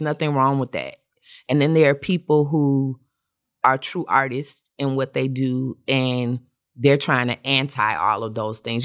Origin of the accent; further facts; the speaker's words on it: Atlanta, Georgia, United States; I'm from Atlanta